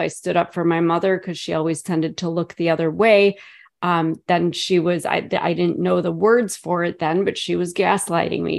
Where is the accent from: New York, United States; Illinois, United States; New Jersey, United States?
Illinois, United States; Chicago; moved away as an adult; now in about ninety miles southwest of Chicago, United States; born and raised in Chicago.